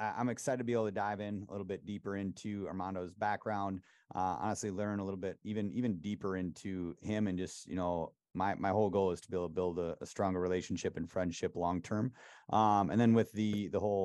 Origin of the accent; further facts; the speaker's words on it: Wisconsin, United States; just a little country bumpkin from Wisconsin